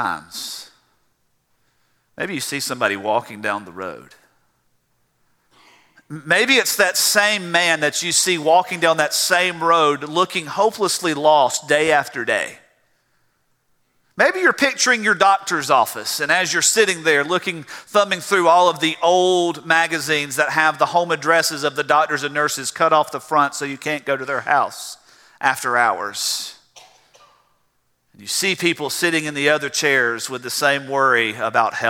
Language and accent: English; South Georgia, United States; accent: South Georgia; moved away as an adult; now in South Carolina, United States; I can't get the South Georgia out of my voice